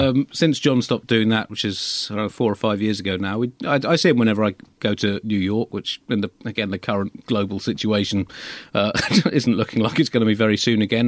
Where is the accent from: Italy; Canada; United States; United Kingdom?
United Kingdom; as a Brit growing up in the late twentieth century